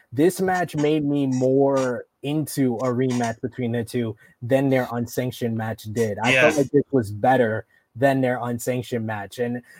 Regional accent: New York City, New York, United States; I'm from Harlem

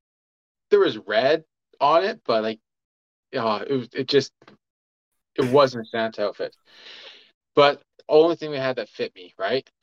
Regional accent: Edmonton, Alberta, Canada; when I was a kid growing up in Edmonton

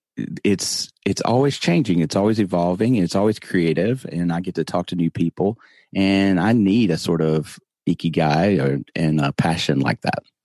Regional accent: the South, United States; accent: Southern; I'm from the South. I try not to talk like this, but, you know, I, I do have a Southern accent

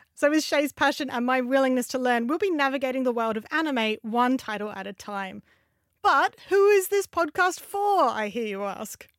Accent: Australia; moved away; I grew up in Australia, moved over here

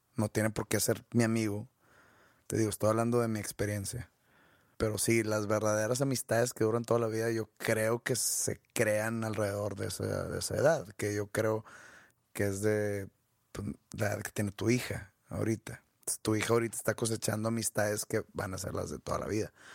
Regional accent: Mexico; yo, como mexicano

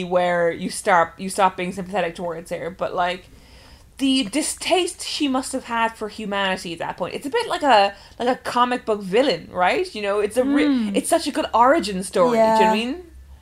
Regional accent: Ireland; she's Irish and I'm Irish

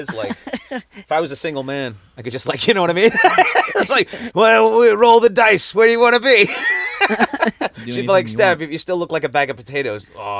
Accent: England, United Kingdom; accent: English; I will say this, that after living in London for a while, my English accent did start to pop up again.

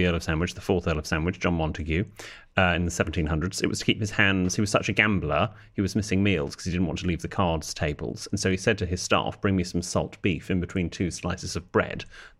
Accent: London, United Kingdom; now in Norfolk, United Kingdom; We live in Norfolk, but I'm a Londoner originally.

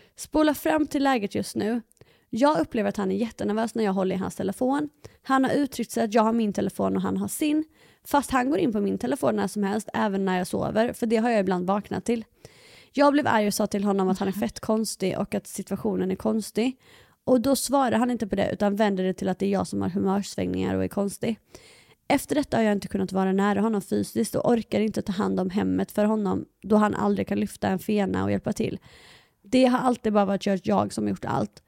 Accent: Halmstad, Halland County, Sweden; jag var hemma i Halmstad

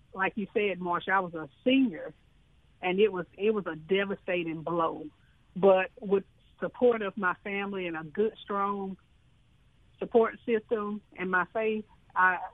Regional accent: Houston, Mississippi, United States; I was born and raised in Chickasaw County in the northeast pocket of this state in Houston, Mississippi.

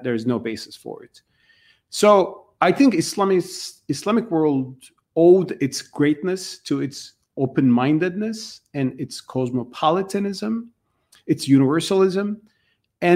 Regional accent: Turkey; I grew up with this in Turkey

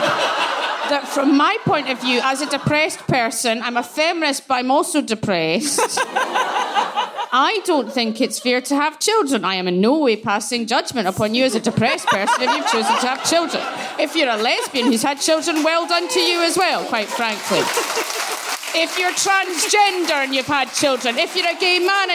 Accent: Glasgow, Scotland, United Kingdom; I grew up in Glasgow

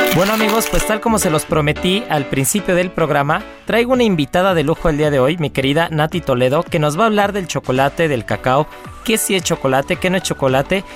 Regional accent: Mexico; como mexicanos

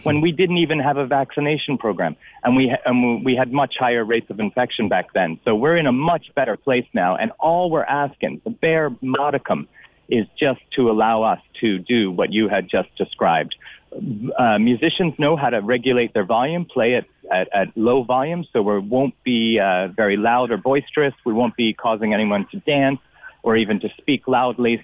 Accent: United States; now in Cork, Ireland; I'm from America

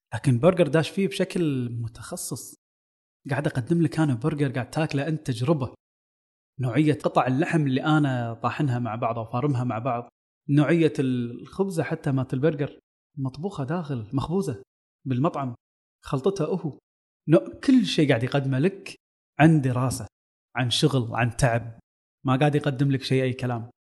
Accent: Kuwait; عندنا بالكويت

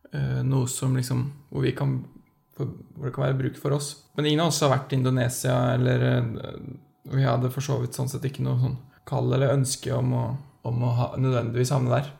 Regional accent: Skjetve, Østfold, Norway; moved away as an adult; now in Oslo, Norway; mann, 30 år, fra Skjetve i Østfold

